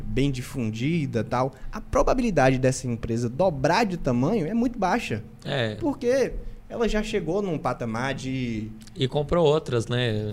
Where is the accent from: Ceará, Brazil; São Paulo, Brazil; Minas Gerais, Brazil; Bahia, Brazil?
Bahia, Brazil; interior of; vindo do interior da Bahia